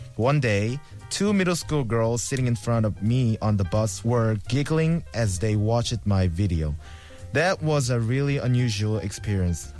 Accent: South Korea; English is a second language; now in Seoul, South Korea; my hometown is really far from here, like very Shigor, and it's really hard to get there

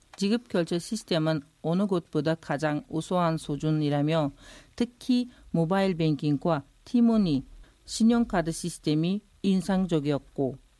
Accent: Uzbekistan; born or raised there; Korean is a second language; moved away as an adult; now in South Korea

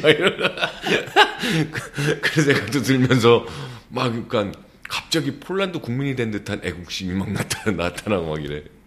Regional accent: South Korea

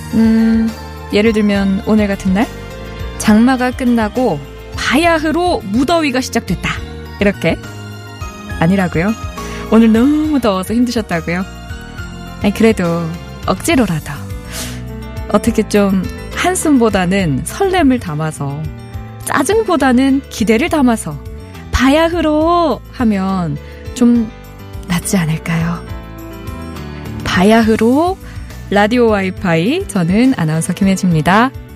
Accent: Chungcheong, South Korea; 충청도 출신인데

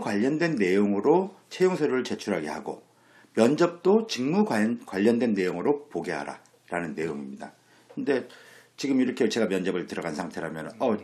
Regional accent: Daejeon, South Korea; 저도 고등학교까지 대전에서 나왔는데

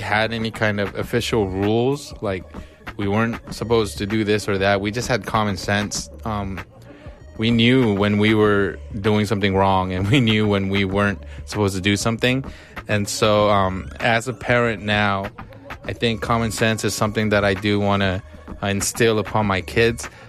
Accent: United States; growing up in America with immigrant parents

